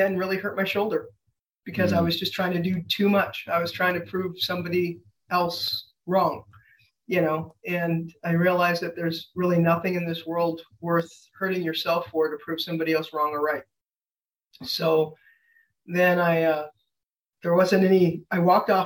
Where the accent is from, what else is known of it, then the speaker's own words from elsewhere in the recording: Saskatchewan, Canada; moved away as an adult; also born or lived in Washington State; I'm from Canada